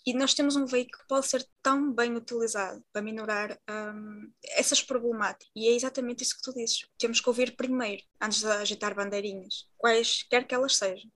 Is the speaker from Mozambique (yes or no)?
no; Portugal; enquanto uma mulher da etnia predominante em Portugal